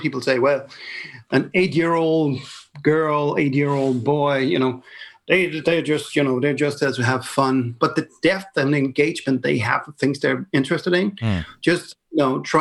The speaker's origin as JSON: {"language": "English", "country": "Denmark", "said": "I come from Denmark"}